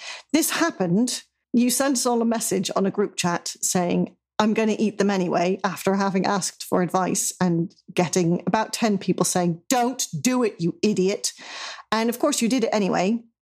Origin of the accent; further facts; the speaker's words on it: Netherlands; Jonathan persists in calling me Danish, even though I am from the Netherlands.